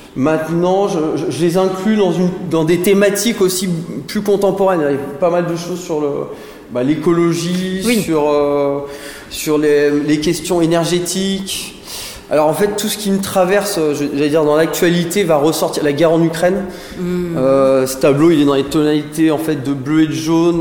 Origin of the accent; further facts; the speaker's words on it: Saint-Étienne, Auvergne-Rhône-Alpes, France; moved away; also born or lived in Antilles / Bordeaux; je viens de Saint-Étienne, donc c'est une ville euh, bassin minier houillé qui m'a fortement influencé.